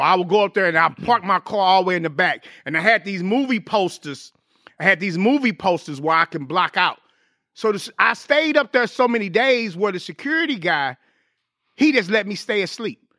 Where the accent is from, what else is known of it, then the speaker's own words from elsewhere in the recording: St. Louis, Missouri, United States; moved away as an adult; I got back on the grind in my hometown, Saint Louis